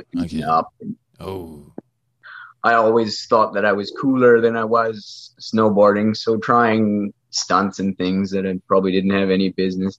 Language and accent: English; Thunder Bay, Ontario, Canada; born and raised in Thunder Bay